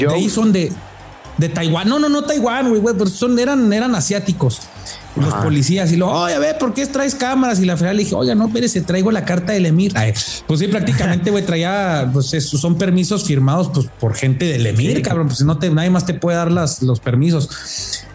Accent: Mexico; como mexicano

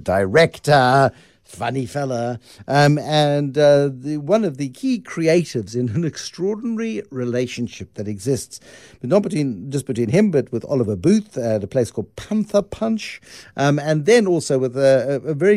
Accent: South Africa; a South African creator of stuff that is quite specific

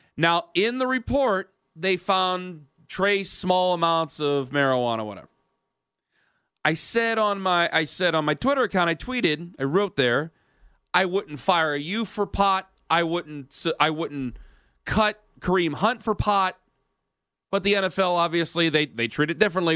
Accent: Ohio, United States; I'm from Ohio. I'm dying in Ohio.

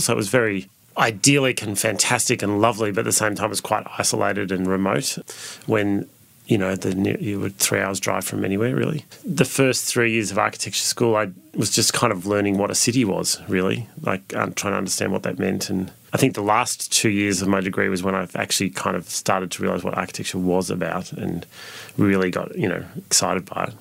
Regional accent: Ararat, Victoria, Australia; also born or lived in Melbourne; now in Sydney, Australia; I was born in Melbourne, but my parents at the time lived in country Victoria, so I grew up in a little town called Ararat

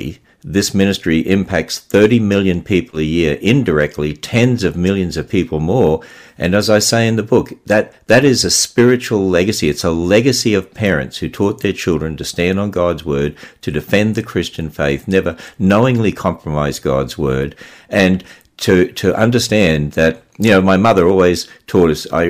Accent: Queensland, Australia; also born or lived in Cairns / Mount Isa / Gulf Country; now in United States; as we were transferred around in the state of Queensland, I mean, I was born in Cairns, which is way up the north

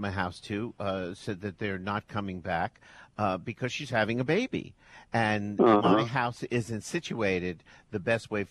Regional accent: New York City, New York, United States; I'm from Bensonhurst

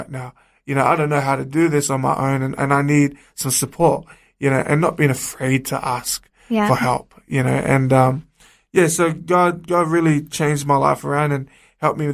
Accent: Sydney, New South Wales, Australia; I grew up in the streets of Sydney

